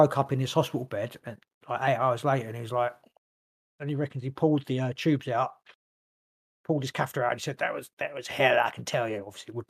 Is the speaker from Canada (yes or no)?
yes; Canada; I can do an American one, whatever, and then I'm Canadian.